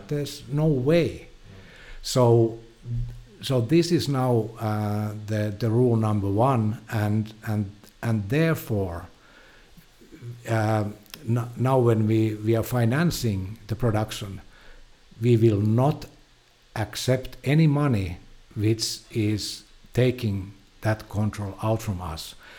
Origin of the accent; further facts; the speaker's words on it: Finland; I'm from Finland.